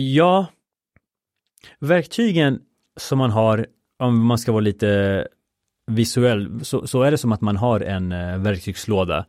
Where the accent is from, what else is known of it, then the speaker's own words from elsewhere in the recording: Sweden; also born or lived in Chile; jag kom till Sverige när jag var fyra år